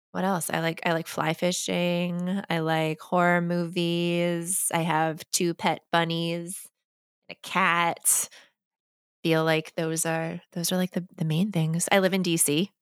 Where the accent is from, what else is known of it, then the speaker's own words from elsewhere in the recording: East Coast, United States; a Korean adoptee who grew up on the East Coast, like me and a Jewish family